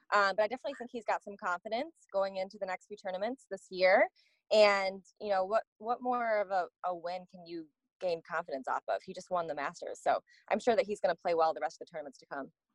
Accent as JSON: {"language": "English", "region": "Michigan", "country": "United States", "tie": "born or raised there", "said": "in the summertime growing up in Michigan"}